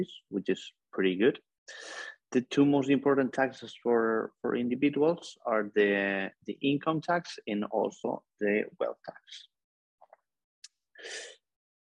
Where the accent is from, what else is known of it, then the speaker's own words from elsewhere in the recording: Barcelona, Catalonia, Spain; I'm from Barcelona, Spain